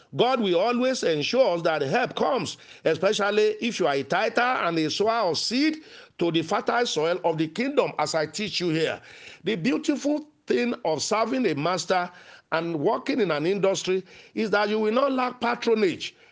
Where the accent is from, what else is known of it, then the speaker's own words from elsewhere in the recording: Nigeria; as a young man growing up in Nigeria.